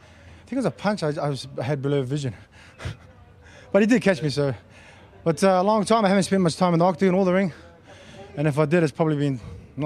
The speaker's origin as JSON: {"language": "English", "country": "New Zealand", "moved": "yes", "lives_now": "Sydney, Australia", "said": "I've been here for like 14 years. I started here as a kickboxing fighter. I'm originally from New Zealand, but my family's here. This is my home"}